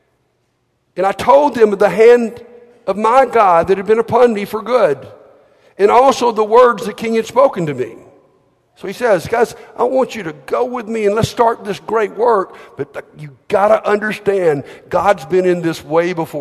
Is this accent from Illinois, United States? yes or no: no; Alabama, United States; I'm from Alabama